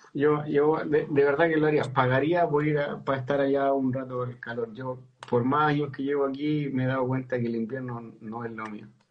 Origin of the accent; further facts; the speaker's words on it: Chile; now in Sweden; Soy chileno pero vivo en Suecia hace 18 años